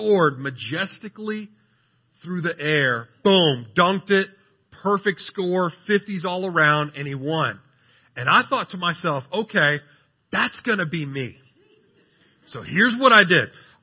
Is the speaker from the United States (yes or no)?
yes; San Antonio, Texas, United States; I'm from San Antonio